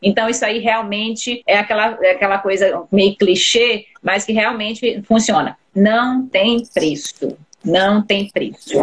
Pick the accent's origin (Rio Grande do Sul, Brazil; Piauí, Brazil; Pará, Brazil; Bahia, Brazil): Pará, Brazil; eu sou paraense também